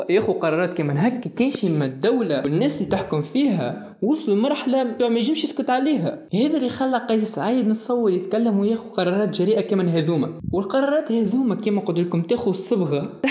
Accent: Tunisia; وانا كتونسي

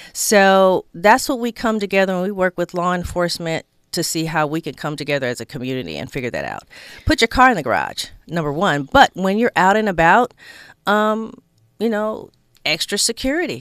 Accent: Inglewood, California, United States; I grew up in Inglewood

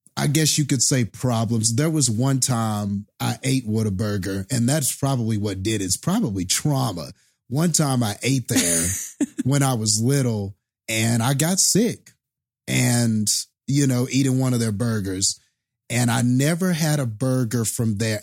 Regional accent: Texas, United States; growing up being a Texan

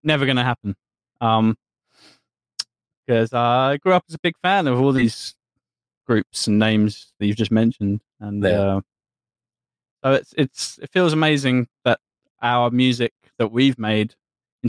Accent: England, United Kingdom; being English

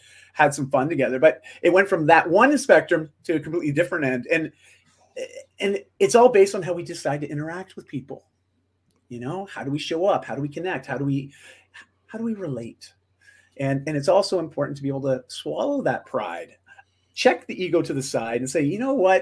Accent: Canada; I'm just Canadian

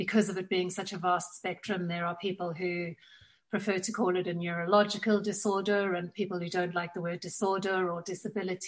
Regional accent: South Africa; now in Tunbridge Wells, United Kingdom; You will pick up from my accent that I was born and raised in South Africa

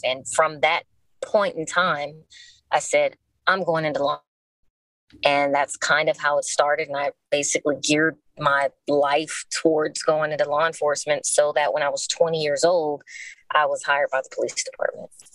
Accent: Los Angeles, California, United States; I am born and raised in Los Angeles, California, still here

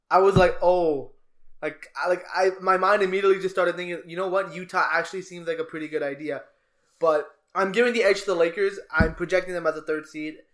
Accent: Canada; We're Canadian.

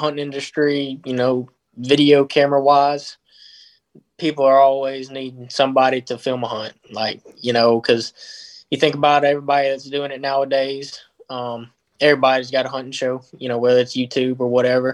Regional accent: Choctaw County, Mississippi, United States; I'm from Choctaw

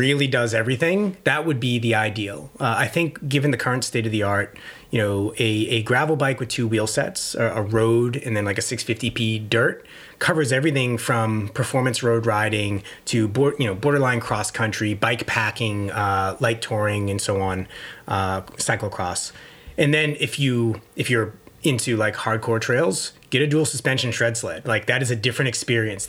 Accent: Boston, Massachusetts, United States; I'm from the Boston area

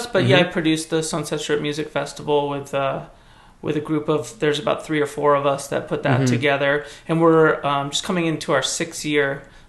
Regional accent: Los Angeles, California, United States; also born or lived in Malibu; I grew up in Los Angeles. My dad moved here when he was young, moved to Boyle Heights, and kind of grew up there

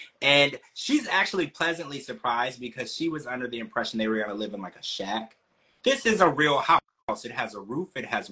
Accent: Louisiana, United States; I grew up in Louisiana

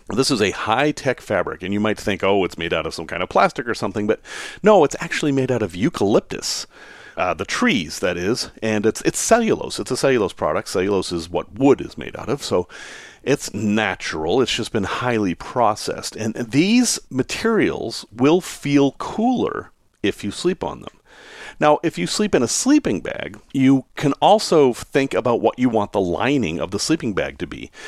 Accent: Salem, Massachusetts, United States; I grew up in Salem, Mass, which isn't that far away

